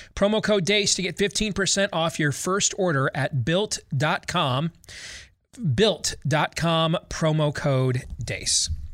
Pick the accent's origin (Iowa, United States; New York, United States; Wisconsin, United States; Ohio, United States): Iowa, United States; My home state of Iowa